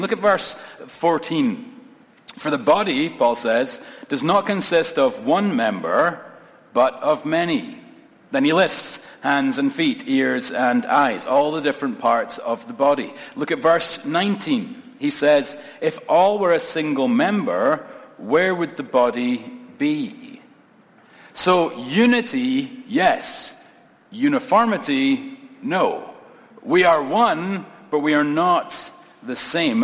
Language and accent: English; Scotland, United Kingdom; moved away as an adult; now in United States; I'm a Scot, moved here uh, from Scotland. I have an immigrant story